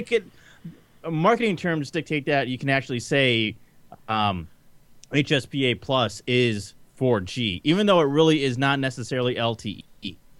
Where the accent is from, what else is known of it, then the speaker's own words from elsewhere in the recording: Detroit, Michigan, United States; I'm from Detroit